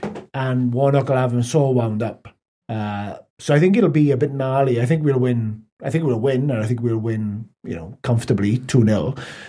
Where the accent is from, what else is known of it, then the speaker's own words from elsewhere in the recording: Swansea, Wales, United Kingdom; I'm from Swansea